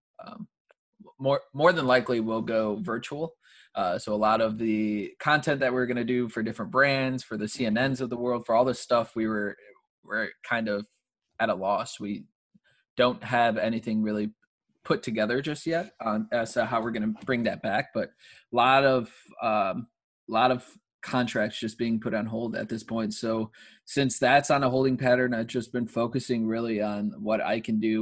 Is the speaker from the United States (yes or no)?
yes; Chicago, Illinois, United States; also born or lived in Huntley, Illinois; I'm originally from Chicago, Illinois, grew up in the city for a little bit.